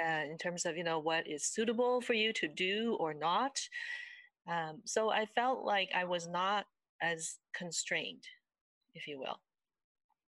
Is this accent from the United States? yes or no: no; Richmond, British Columbia, Canada; also born or lived in Taiwan; I came to Canada when I was quite young from Taiwan, and I went to did all my schooling here actually I started off in Richmond. I went through school to the end of high school in Richmond